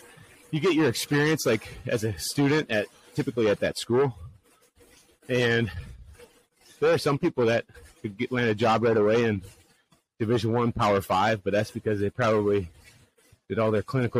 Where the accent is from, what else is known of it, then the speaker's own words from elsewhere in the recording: Minnesota, United States; Yeah, born and raised in Minnesota, just west of the Twin Cities area. Grew up a lifelong Minnesota sports fans, except for the Vikings.